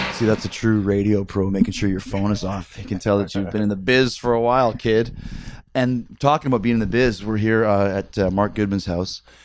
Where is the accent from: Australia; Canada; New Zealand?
Canada; I'm from Canada